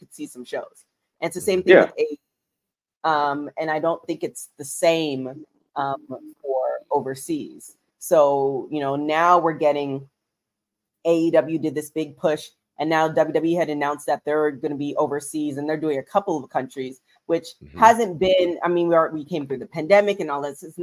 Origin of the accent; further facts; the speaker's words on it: Canada; moved away; I'm Canadian, just trying to make it in America